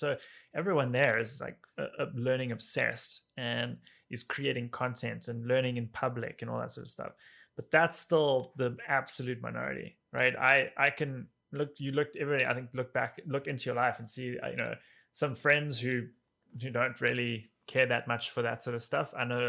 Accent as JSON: {"language": "English", "town": "Cape Town", "region": "Western Cape", "country": "South Africa", "tie": "born or raised there", "moved": "as an adult", "lives_now": "New York, United States", "said": "So I grew up in Cape Town, in South Africa. And then 11 years ago, I got an opportunity to come with a company I was working for at the time to come here for 2 years."}